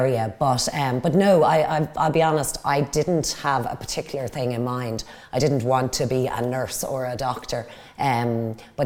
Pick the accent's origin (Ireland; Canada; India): Ireland; Dublin, Leinster; moved away as an adult; now in Wicklow, Ireland; I grew up in Dublin, so born and raised in Dublin. I live in Wicklow now